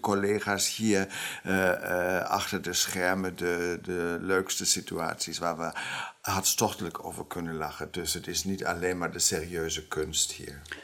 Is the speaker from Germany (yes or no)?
yes; Germany; Dutch is a second language; moved away as an adult; now in Amsterdam, Netherlands; ik ben wel Duitser